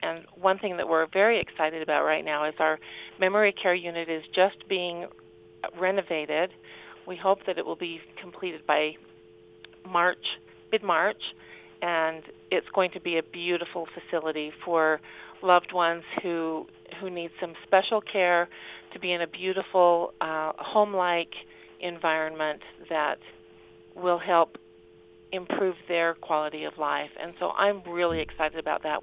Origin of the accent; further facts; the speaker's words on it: Cache Valley, Utah, United States; I grew up in Cache Valley